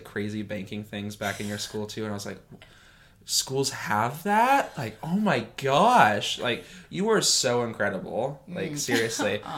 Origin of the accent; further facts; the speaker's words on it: Kansas, United States; we're from Kansas. People do exist from here.